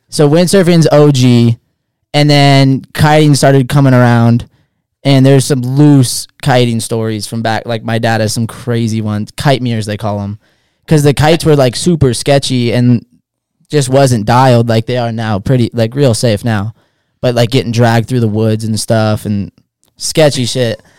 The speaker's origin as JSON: {"language": "English", "town": "Hood River", "region": "Oregon", "country": "United States", "tie": "born or raised there", "said": "Born and raised Hood River, Oregon, small town"}